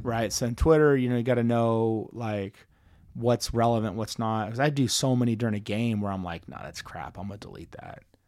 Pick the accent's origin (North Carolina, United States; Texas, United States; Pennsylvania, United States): Texas, United States; Dallas; now in Kansas City, United States; growing up in Dallas